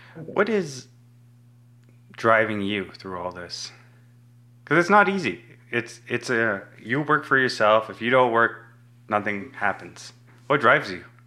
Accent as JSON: {"language": "English", "country": "Tanzania", "tie": "born or raised there", "moved": "yes", "said": "I was born in East Africa in Tanzania"}